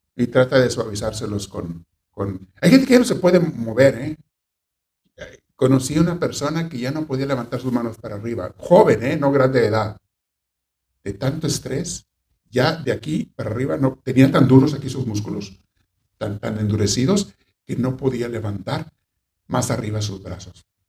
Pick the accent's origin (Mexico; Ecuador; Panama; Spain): Mexico; Hay una ciudad de México donde yo estuve en el seminario. Cuando recién me fui de chiquillo, pues, tenía 14 años